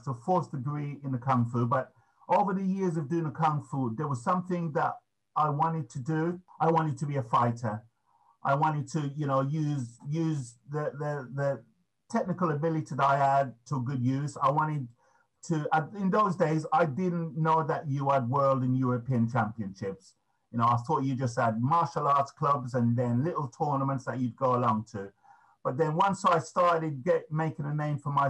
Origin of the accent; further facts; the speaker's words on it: Birmingham, West Midlands, United Kingdom; moved away; Originally, I'm from Birmingham